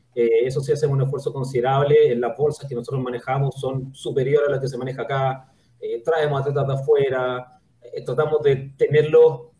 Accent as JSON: {"language": "Spanish", "country": "Chile", "said": "nosotros acá en Chile"}